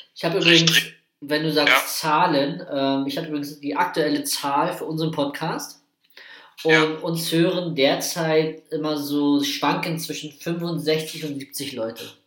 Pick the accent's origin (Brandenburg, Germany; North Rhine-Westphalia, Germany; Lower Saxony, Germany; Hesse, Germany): Brandenburg, Germany; Prenzlau; auf Freilichtbühne bei uns in Prenzlau